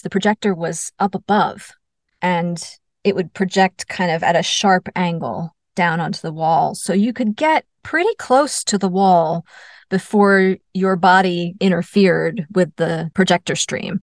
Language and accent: English; New York, United States; I'm from New York